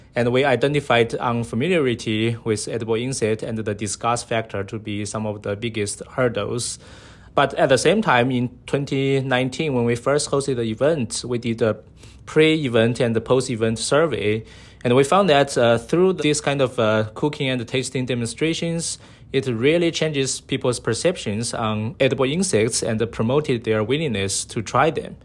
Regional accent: Sichuan, China; now in San Diego, United States; I was from China, so my hometown is, uh, Sichuan Province, uh, in the southwest of, uh, China

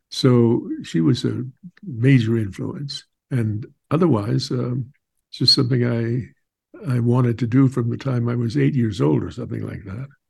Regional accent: Southwest, United States; I grew up on Indian reservations in the Southwest

